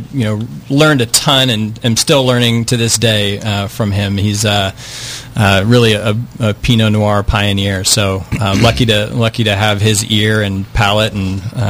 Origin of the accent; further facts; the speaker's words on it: Northern California, United States; growing up in Northern California